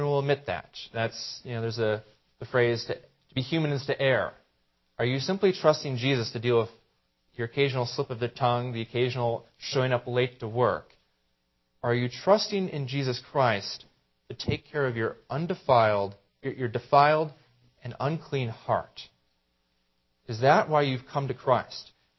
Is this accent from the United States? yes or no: yes; Greenville, United States; But you up here in the mountains, I'm from Greenville, probably deal with this more often than I do.